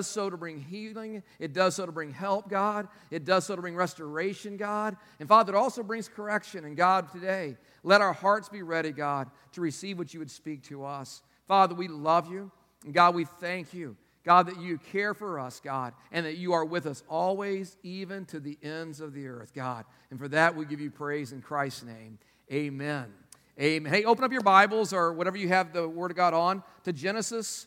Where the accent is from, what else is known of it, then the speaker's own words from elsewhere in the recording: Texas, United States; now in North Carolina, United States; I'm from Texas